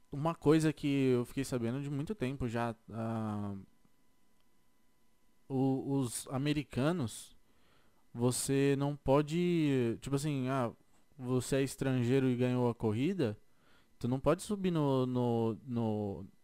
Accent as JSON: {"language": "Portuguese", "country": "Brazil", "also_born_or_lived": "Florida", "moved": "yes", "lives_now": "California, United States", "said": "Eu vou ser um brasileiro."}